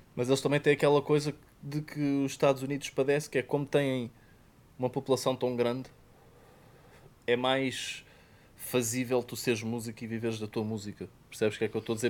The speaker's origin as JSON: {"language": "Portuguese", "country": "Portugal", "accent": "Portuguese"}